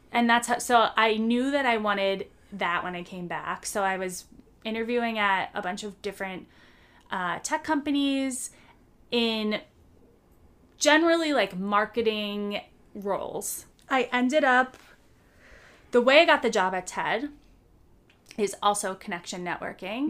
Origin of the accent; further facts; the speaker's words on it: United States; moved away as an adult; the people I'm used to in my home country